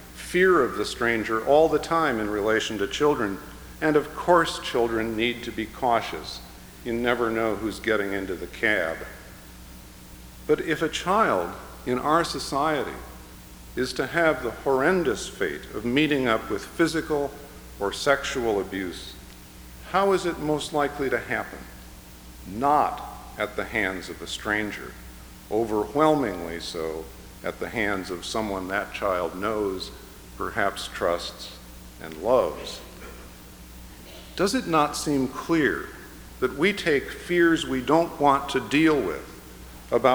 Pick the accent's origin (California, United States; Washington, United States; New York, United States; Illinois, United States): Illinois, United States; Chicago; the people among whom I grew up in the Chicago area